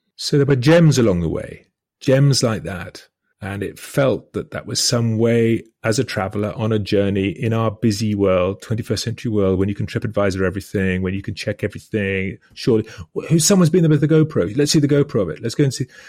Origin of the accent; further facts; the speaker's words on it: United Kingdom; speaking as a British person